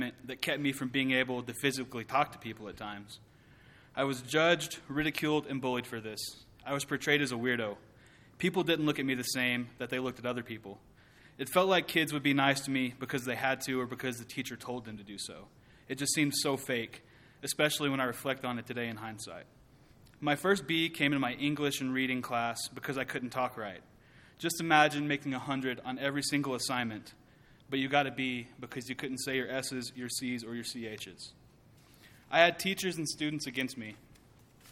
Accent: Merkel, Texas, United States; also born or lived in Abilene, Texas; I was born in Abilene, Texas, and raised in the small town of Merkel

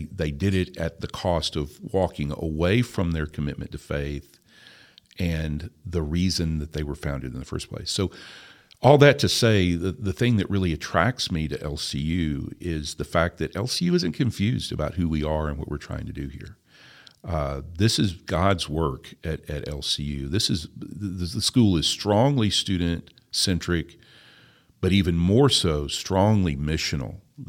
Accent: Tennessee, United States; I am a hillbilly from Tennessee. My family has operated the same farm for 190 years.

